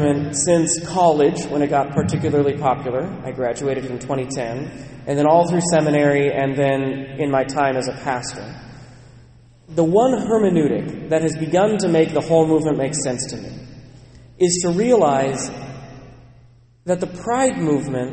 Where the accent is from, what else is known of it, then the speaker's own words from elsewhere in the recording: Western Washington, United States; Growing up in Western Washington, being assigned to Bellingham